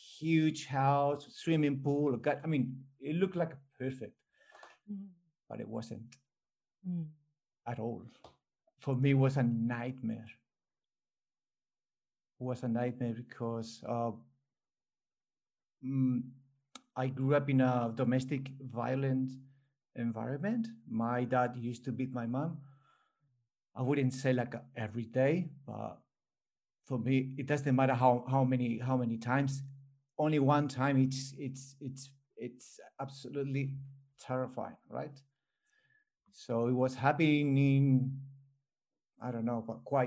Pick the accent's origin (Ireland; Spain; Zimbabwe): Spain; English is a second language; now in Australia; I'm born here in Australia, but I grew up in Spain